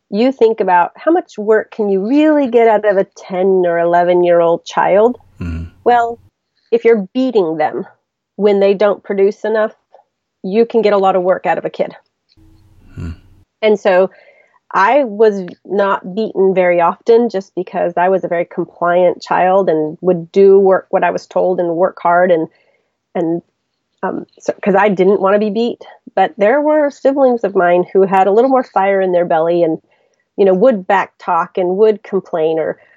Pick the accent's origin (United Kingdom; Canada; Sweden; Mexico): Mexico; now in United States; I was born in Mexico, I have a Mexican birth certificate. I say I'm more Mexican than most Mexicans I know